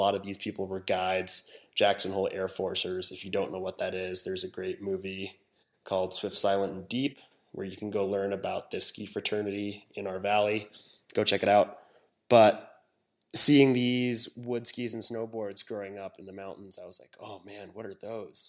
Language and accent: English; Hong Kong; moved away; also born or lived in Wyoming, United States; I was born in Hong Kong. I was raised there for years